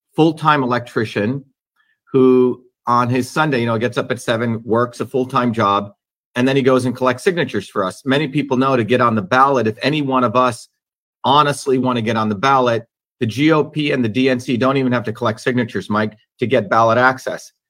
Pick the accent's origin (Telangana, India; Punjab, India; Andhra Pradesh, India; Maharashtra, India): Maharashtra, India; Mumbai; moved away; growing up in Bombay as a child